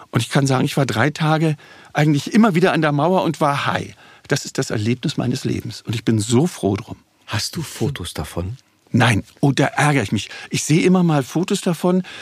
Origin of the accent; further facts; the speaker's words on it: Berlin, Germany; hier aufgewachsen. Sag ich, bin ich doch das war für die Leute gar nicht vorstellbar, weil ich nie als Berliner aufgetreten bin.